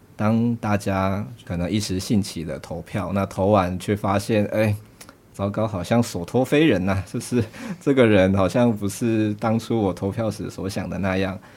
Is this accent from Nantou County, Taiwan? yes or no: yes; Nantou County, Taiwan; 我是南投人